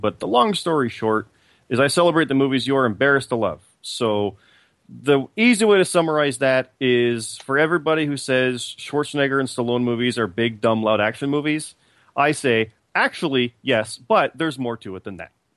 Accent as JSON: {"language": "English", "country": "Canada", "said": "I'm also Canadian"}